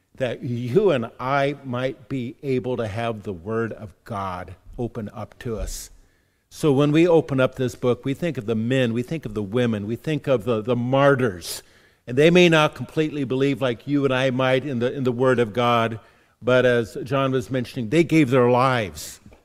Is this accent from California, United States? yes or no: yes; California, United States; being a Californian